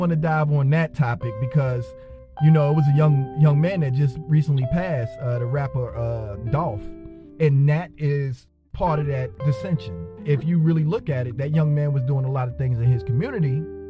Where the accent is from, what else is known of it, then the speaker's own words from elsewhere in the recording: New Jersey, United States; Well, originally I'm from New Jersey, so I got to see a lot of different originally I'm from New Jersey, so I got to see a lot of different cultures and how everybody got down.